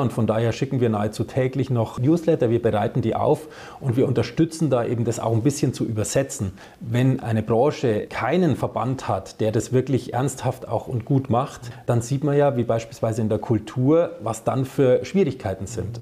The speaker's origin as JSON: {"language": "German", "area": "Upper Franconia", "region": "Bavaria", "country": "Germany", "tie": "born or raised there", "also_born_or_lived": "Bamberg", "moved": "yes", "lives_now": "Upper Bavaria, Germany", "said": "ich bin gebürtiger Oberfranke, wohne jetzt aber in Oberbayern"}